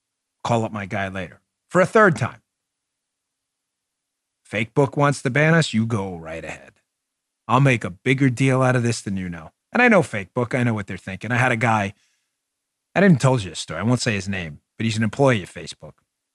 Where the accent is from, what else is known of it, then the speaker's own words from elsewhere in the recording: United States; I don't even know what it is because I grew up in American culture.